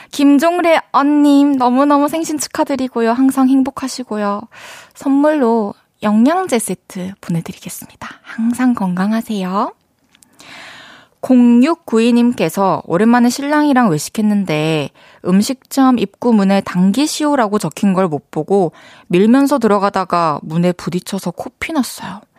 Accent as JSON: {"language": "Korean", "town": "Goseong", "region": "South Gyeongsang", "country": "South Korea", "said": "경남 고성에서"}